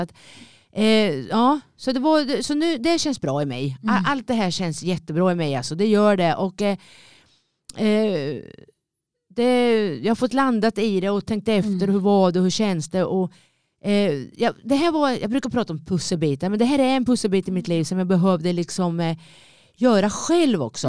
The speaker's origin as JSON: {"language": "Swedish", "town": "Linköping", "region": "Östergötland", "country": "Sweden", "tie": "born or raised there", "moved": "as an adult", "said": "det är min hemstad, det är där jag är född, det där jag är uppväxt"}